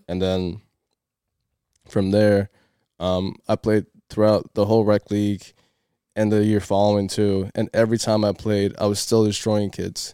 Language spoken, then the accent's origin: English; Cape Verde; moved away; I started playing soccer in my home country, in Cape Verde.